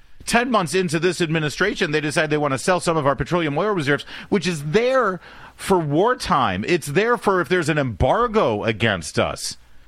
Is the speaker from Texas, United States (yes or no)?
no; Detroit, Michigan, United States; born there; also born or lived in Orange County / New York; now in Washington, D.C., United States; I was born in Detroit, so everyone in WJR, love you. Go Blue this Saturday, big game. Then I moved to Southern California, Orange County